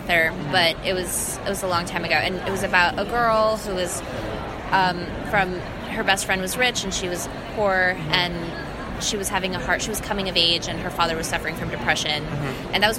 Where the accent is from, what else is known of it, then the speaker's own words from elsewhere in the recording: New York City, New York, United States; I grew up in Jamaica, Queens, in New York